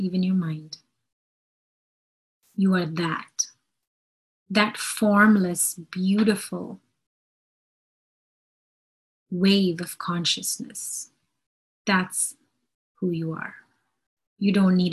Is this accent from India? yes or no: yes; India; I'm Indian